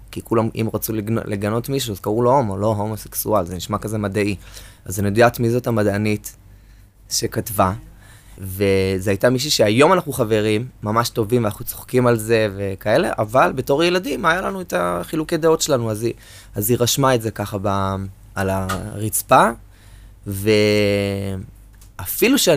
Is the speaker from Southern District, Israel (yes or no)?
yes; Ashdod, Southern District, Israel; moved away as an adult; also born or lived in Lod; now in Tel Aviv, Israel; גדלתי באשדוד, באזור י"א. למדתי ביסודי בבית ספר צפרירים, ואחר כך חטיבה עליונה וחטיבת ביניים, חטיבה עליונה עשיתי במקיף ו'.